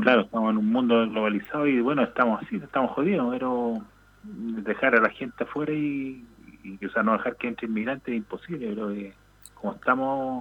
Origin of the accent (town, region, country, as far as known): Chile